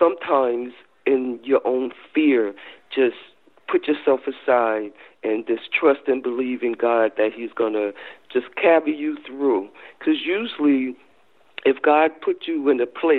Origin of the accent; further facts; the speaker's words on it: North New Jersey, United States; I grew up in North New Jersey